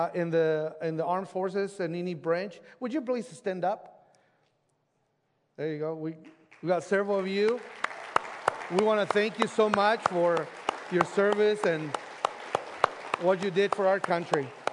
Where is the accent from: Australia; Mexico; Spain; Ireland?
Mexico; now in United States; I grew up in Mexico, and that's where my brother lives